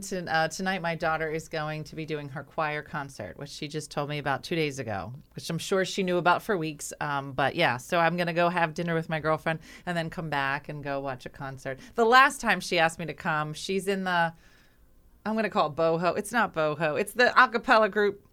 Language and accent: English; Winslow, New Jersey, United States; I, I grew up in Winslow